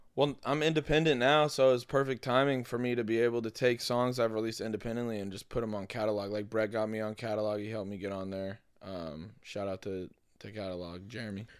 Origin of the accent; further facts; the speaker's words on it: Denver, Colorado, United States; now in Los Angeles, United States; I'm from Denver